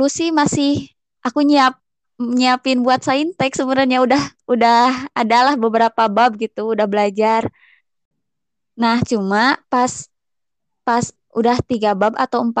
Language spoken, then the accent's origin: Indonesian; Tasikmalaya, West Java, Indonesia; Aku berasal dari Tasikmalaya. Aku alumni SMA Negeri 1 Tasikmalaya.